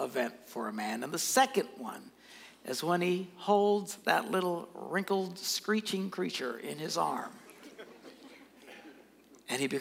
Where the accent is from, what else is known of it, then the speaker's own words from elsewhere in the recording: Green Bay, Wisconsin, United States; I never have to say what state I'm from. Where are you from? Green Bay.